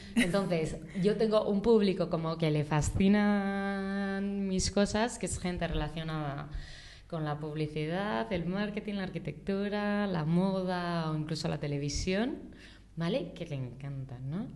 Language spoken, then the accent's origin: Spanish; Madrid, Community of Madrid, Spain; also born or lived in Barcelona; yo nací en Madrid, estudié aquí, viví con mis padres 26 mm, años